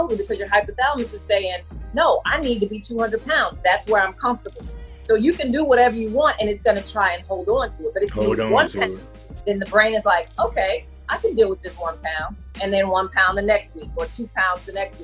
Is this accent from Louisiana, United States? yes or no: yes; New Orleans, Louisiana, United States; I'm from New Orleans area